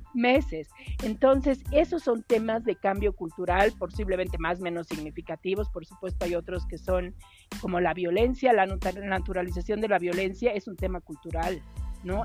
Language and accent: Spanish; Bolivia; para mí particularmente como boliviana